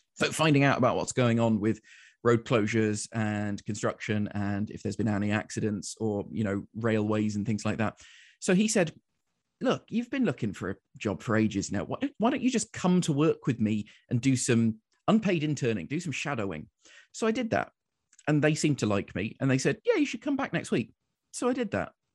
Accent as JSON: {"language": "English", "region": "London", "country": "United Kingdom", "tie": "born or raised there", "accent": "English", "moved": "as an adult", "lives_now": "Winnipeg, Canada", "said": "I was born in London."}